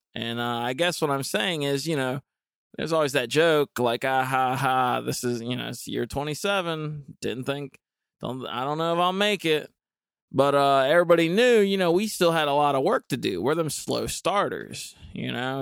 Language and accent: English; Dudley, North Carolina, United States; I grew up in Goldsboro, um, actually technically Dudley